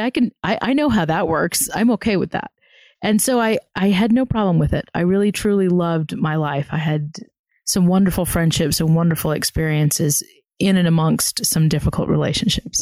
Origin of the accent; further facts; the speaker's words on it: the South, United States; I was also born and raised in the South